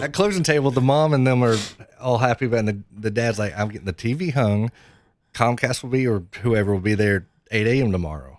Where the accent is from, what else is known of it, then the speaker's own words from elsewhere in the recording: Knoxville, Tennessee, United States; I'm from Knoxville, born and raised in Knoxville